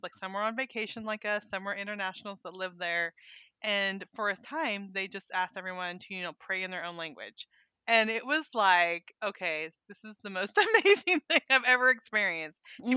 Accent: Northern California, United States; moved away as an adult; also born or lived in Montana; now in Arkansas, United States; I grew up in California which was very diverse. Um, our high school in Northern California

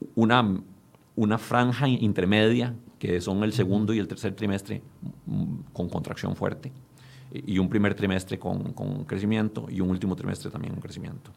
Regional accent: Costa Rica; nosotros como costarricenses

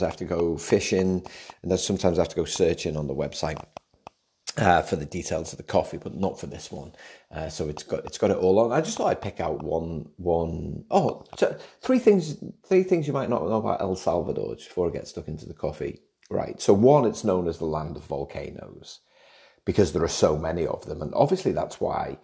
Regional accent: Liverpool, North West England, United Kingdom; now in Australia; growing up in Liverpool

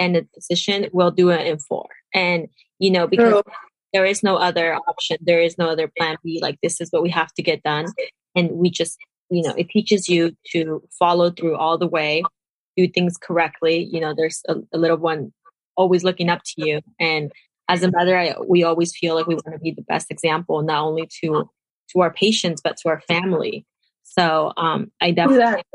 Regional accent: Peru; moved away as an adult; now in United States; I'm personally from Peru

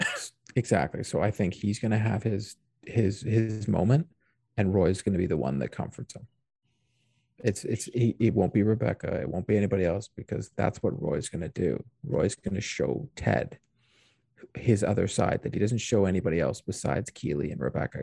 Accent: Canada; as a Canadian

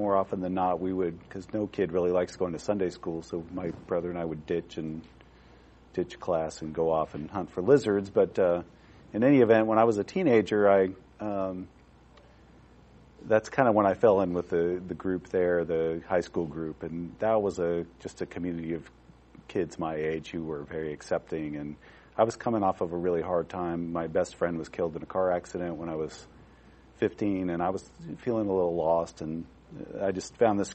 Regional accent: Albuquerque, New Mexico, United States; we grew up in Albuquerque

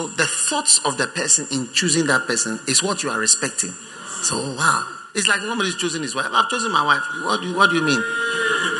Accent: Ghana; I'm a Ghanaian.

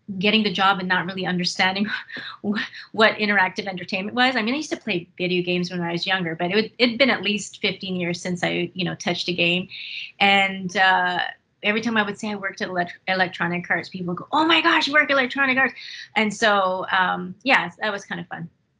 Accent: Winnipeg, Manitoba, Canada; I was born in Winnipeg, Manitoba, went to school here, elementary and high school

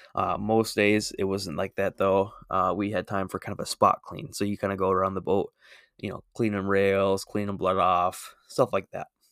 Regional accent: Minnesota, United States; I'm from Minnesota

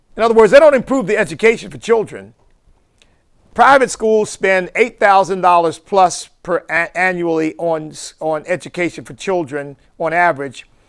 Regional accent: Chester, Pennsylvania, United States; my hometown of Chester, Pennsylvania

